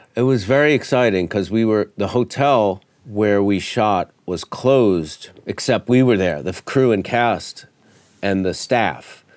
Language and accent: English; New York, United States; I was born in New York